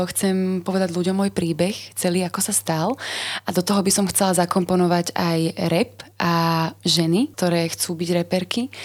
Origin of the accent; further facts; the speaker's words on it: Slovakia; Uh, my sme ako Slováci veľmi konzervatívny národ